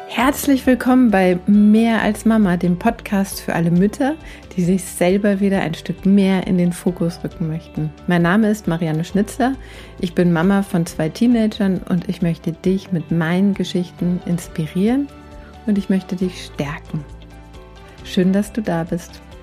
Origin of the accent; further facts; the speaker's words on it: Ödelsheim, Hesse, Germany; moved away; das Kaff Ödelsheim. Ne, wo ich herkomme, im Weserbergland, Middle of Nowhere in, in Deutschland